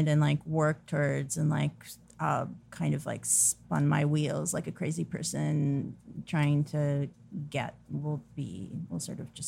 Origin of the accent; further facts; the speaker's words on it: Haifa, Haifa District, Israel; moved away as an adult; also born or lived in Tel Aviv; now in United States; I'm from Haifa, but I lived in Tel Aviv for a few years before coming here.